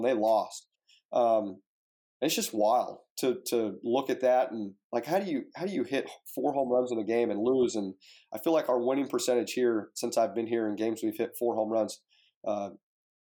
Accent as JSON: {"language": "English", "town": "Fresno", "region": "California", "country": "United States", "tie": "born or raised there", "moved": "yes", "lives_now": "Oxford, United States", "said": "I grew up in Fresno, California"}